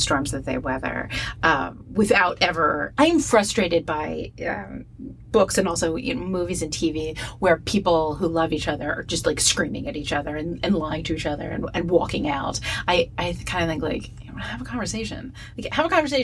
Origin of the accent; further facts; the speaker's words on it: East Coast, United States; now in Pacific Northwest, United States; growing up on the East Coast, and for my life could not understand why it was always raining. And then I moved to the Pacific Northwest